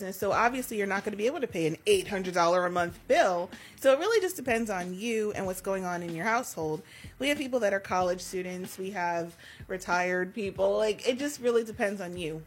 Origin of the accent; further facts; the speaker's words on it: New York, United States; now in Delaware, United States; I'm from New York